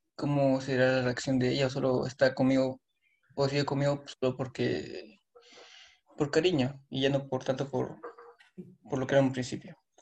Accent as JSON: {"language": "Spanish", "country": "Peru", "said": "Soy de Perú"}